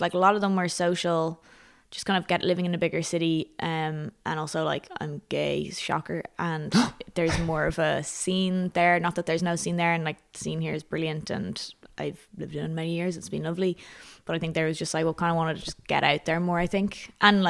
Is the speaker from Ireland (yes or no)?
yes; Dublin, Leinster, Ireland; born or raised there; moved away as an adult